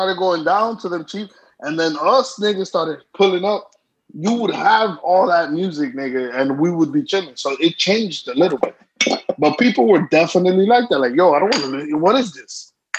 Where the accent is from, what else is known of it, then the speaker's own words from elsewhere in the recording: New York City, New York, United States; moved away; We came from Brooklyn.